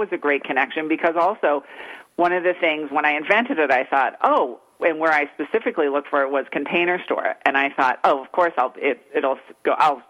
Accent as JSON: {"language": "English", "region": "East Coast", "country": "United States", "moved": "yes", "said": "I'm originally from the East Coast"}